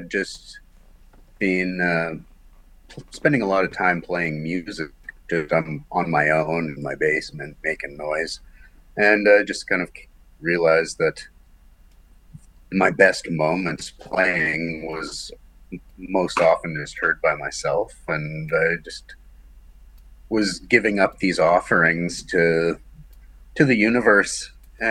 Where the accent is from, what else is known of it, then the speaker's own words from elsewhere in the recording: Morden, Manitoba, Canada; also born or lived in Amsterdam; I'm from Morden, Manitoba